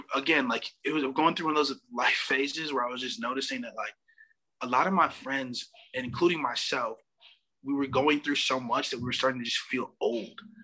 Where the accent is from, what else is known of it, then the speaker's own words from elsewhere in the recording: Minneapolis, Minnesota, United States; also born or lived in Madison; now in Milwaukee, United States; I'm from Minneapolis